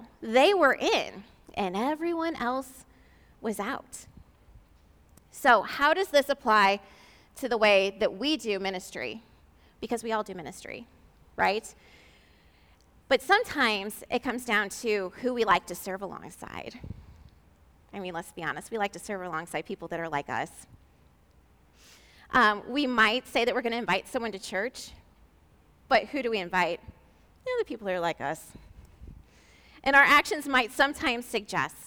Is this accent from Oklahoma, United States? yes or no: no; St. Louis, Missouri, United States; I'm from St. Louis